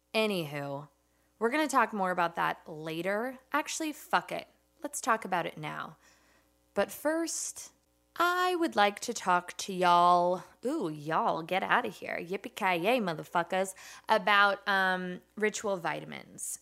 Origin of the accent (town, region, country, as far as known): Los Angeles, California, United States